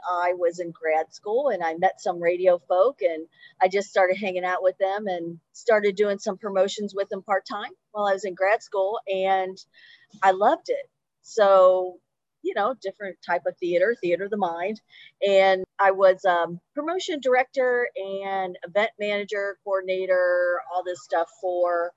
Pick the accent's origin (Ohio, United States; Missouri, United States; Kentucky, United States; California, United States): Ohio, United States; Cleveland; now in Cincinnati, United States; I'm from Cleveland originally